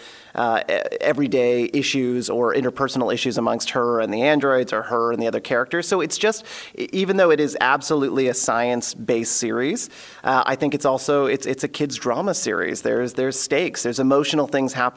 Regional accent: Elmira, Ontario, Canada; As a kid, I grew up in Elmira, Ontario, which is a very small town

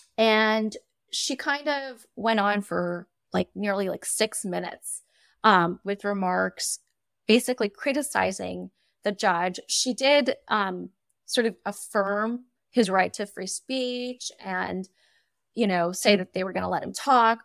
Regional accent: United States; as an American

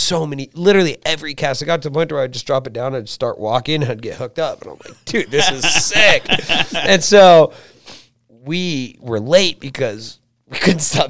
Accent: Southern California, United States; I'm from Southern California. There's a ton of people there

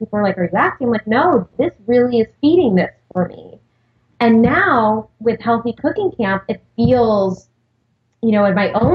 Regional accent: Long Island, New York, United States; I grew up on Long Island

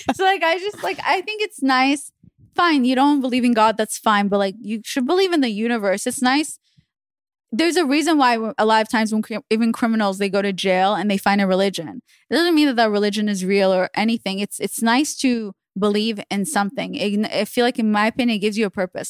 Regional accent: Israel; moved away; I grew up in Israel

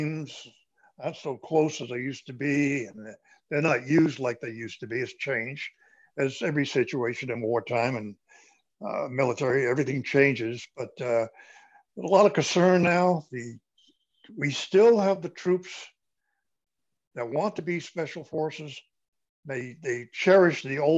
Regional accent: Newfields, New Hampshire, United States; moved away as an adult; also born or lived in Germany; now in Carolinas, United States; I was born and raised in New Hampshire

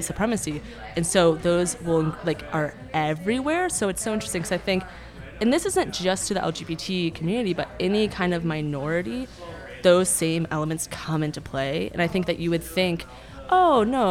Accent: Phoenix, Arizona, United States; now in Denver, United States; I'm from Phoenix originally

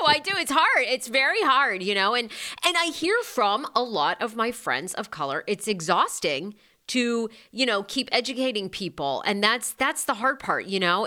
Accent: Maine, United States; I grew up in Maine, which oddly was not very diverse

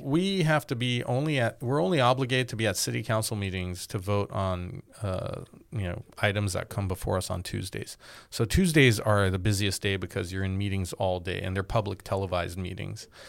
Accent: Glendale, California, United States; also born or lived in Boston; I grew up in Glendale, so I saw um, my city changing

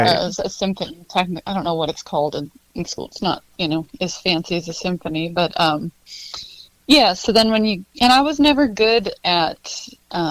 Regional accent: Montana, United States; growing up in Montana, you kind of love that Wild West sense

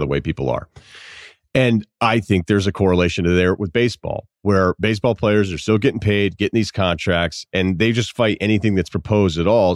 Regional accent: Massachusetts, United States; moved away; also born or lived in Vermont; I don't feel like I'm from Vermont, but Vermont will claim you. I'm, you know, I feel like I'm from Massachusetts

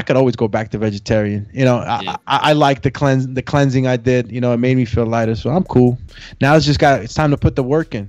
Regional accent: Honduras; moved away; He's from my home country, Honduras

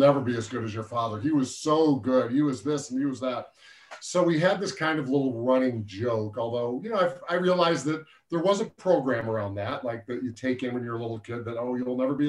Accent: Syracuse, New York, United States; when I was growing up in the late 60s, 70s, I graduated high school 77

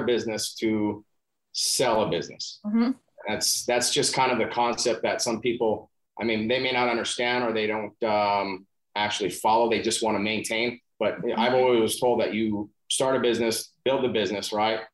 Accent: New Mexico, United States; moved away as an adult; also born or lived in Alaska / Colorado; moved back to my home state of New Mexico

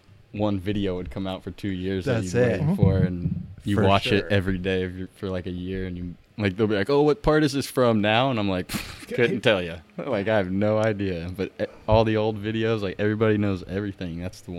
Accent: San Andreas, California, United States; born there; also born or lived in Pittsburgh / Indiana; I was born in Northern California in San Andreas.

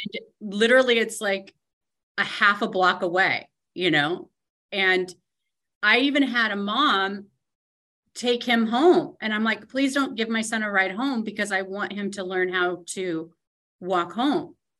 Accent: Tacoma, Washington, United States; also born or lived in New York; my parents, we moved here from New York when I was one, and so mm. we my sister and I like rode these streets.

